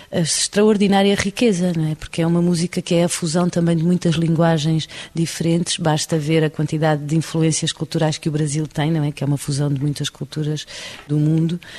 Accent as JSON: {"language": "Portuguese", "country": "Portugal", "said": "porque sou portuguesa"}